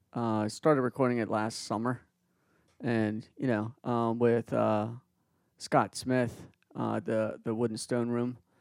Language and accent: English; Peru; moved away; I was born in Peru and I speak fluent Spanish